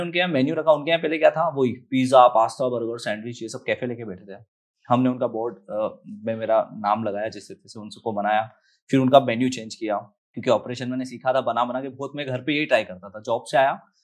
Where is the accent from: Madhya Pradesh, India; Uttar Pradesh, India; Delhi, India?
Madhya Pradesh, India; moved away; बचपन में मैं गांव में तो पला बड़ा फिर एजुकेशन मेरा जो हुआ वो हिंदी मीडियम से ट्वेल्थ तक ही पास आउट हूँ मैं